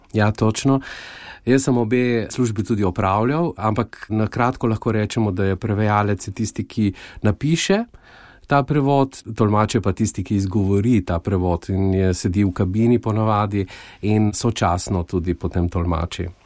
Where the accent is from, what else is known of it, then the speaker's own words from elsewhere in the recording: Goriška Brda, Slovenia; moved away as an adult; now in Luxembourg; Jaz sem doma iz Goriških brd, blizu Soče